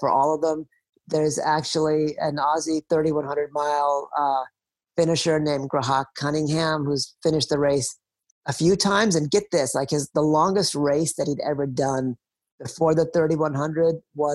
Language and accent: English; India; my own country, India